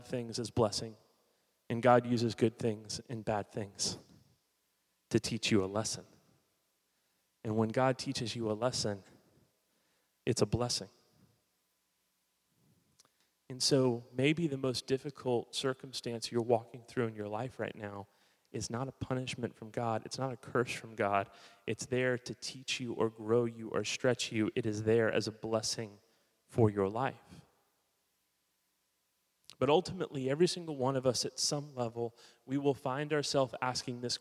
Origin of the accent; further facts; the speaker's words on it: Miami, Florida, United States; also born or lived in Hollywood, Florida; I was born in 1980 in Miami, Florida. I'm not Southern by any means. I'm a South Floridian.